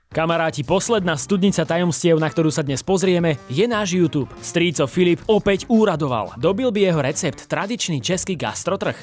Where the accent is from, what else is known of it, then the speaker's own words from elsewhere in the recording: Ukraine; moved away as an adult; also born or lived in Kyiv; ja som tá Ukrajinka